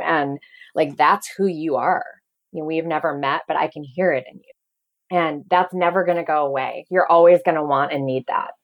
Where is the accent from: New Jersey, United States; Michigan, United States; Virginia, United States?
Michigan, United States; Detroit; I'm from Michigan, actually, from Detroit